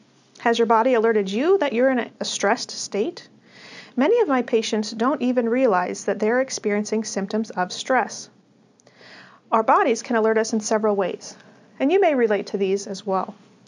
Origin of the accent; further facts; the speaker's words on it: Midwest, United States; born there; I was born in the Midwest and grew up in what I consider to be a very healthy family.